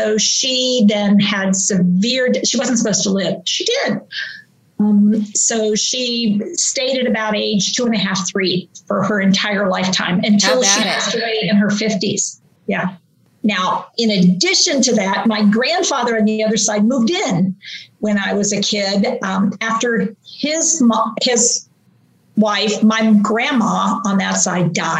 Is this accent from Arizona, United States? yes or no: no; West Virginia, United States; moved away; also born or lived in Pittsburgh, Pennsylvania; I grew up in West Virginia